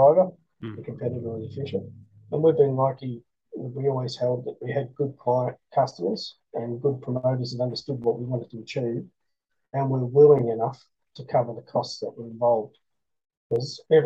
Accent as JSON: {"language": "English", "country": "Australia", "said": "I'm an Australian"}